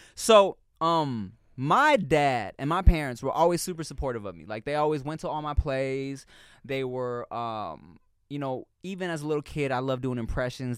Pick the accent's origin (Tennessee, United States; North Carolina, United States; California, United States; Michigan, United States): California, United States; Long Beach; I was from Long Beach